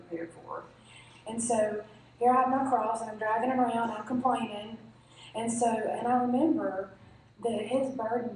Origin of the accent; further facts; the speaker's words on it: Belmont, United States; moved away; I'm from Belmont